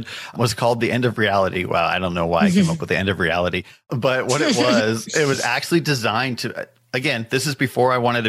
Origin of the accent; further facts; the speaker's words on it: Southern California, United States; I grew up in Southern California, about 30 minutes east of Los Angeles.